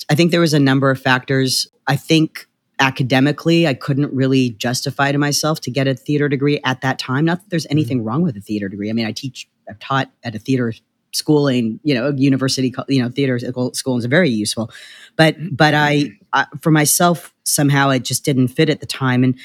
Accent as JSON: {"language": "English", "country": "Canada", "also_born_or_lived": "Winnipeg / Vancouver / Toronto", "lives_now": "Los Angeles, United States", "said": "Well, I'm Canadian. Uh, I was uh, you know Winnipeg, Vancouver, and Toronto."}